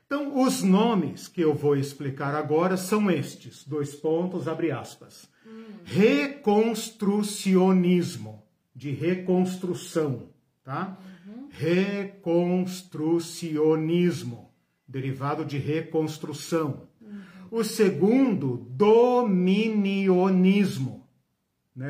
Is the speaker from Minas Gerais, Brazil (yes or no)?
no; Curitiba, Paraná, Brazil; sou daqui de Curitiba